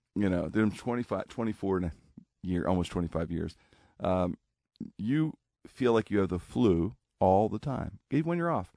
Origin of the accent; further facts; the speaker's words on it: Pittsburgh, Pennsylvania, United States; I'm a kid growing up in Pittsburgh